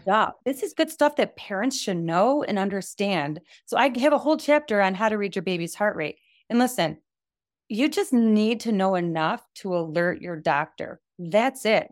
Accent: United States; I'm from the United States of America

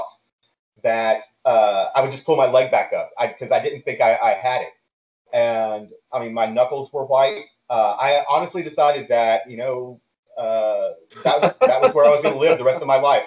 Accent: Houston, Texas, United States; also born or lived in Deer Park, Texas / San Marcos, Texas; I grew up here in Houston

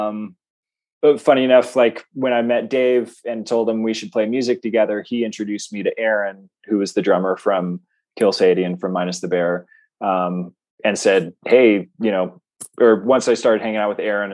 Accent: Santa Fe, New Mexico, United States; moved away as an adult; I'm from Santa Fe.

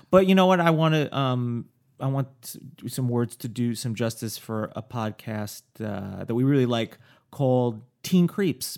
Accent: New York, United States; now in Los Angeles, United States; growing up in New York

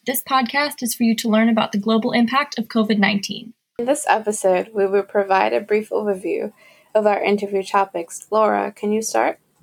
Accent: Bridgeport, Connecticut, United States; I am from Bridgeport, Connecticut.

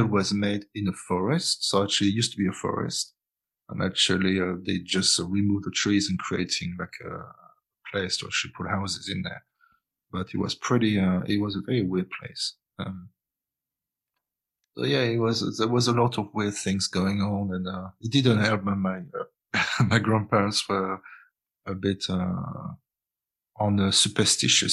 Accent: Brittany, France; I was born in Brittany

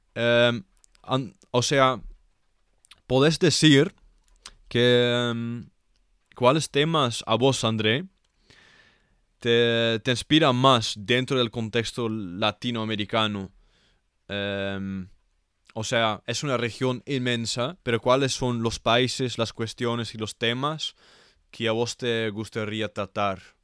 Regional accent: Netherlands; Spanish is a second language; yo como un holandés, un europeo

